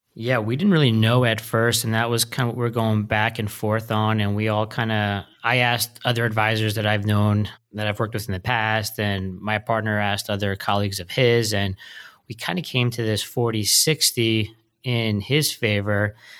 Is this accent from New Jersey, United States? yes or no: yes; New Jersey, United States; moved away; I'm from New Jersey originally